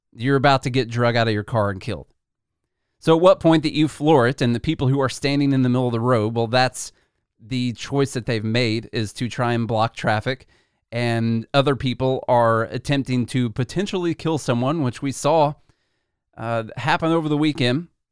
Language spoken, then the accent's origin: English; Nashville, Tennessee, United States; born or raised there